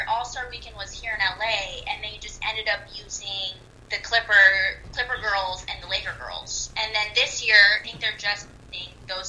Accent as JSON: {"language": "English", "area": "Bay Area", "region": "California", "country": "United States", "said": "I'm from the Bay Area."}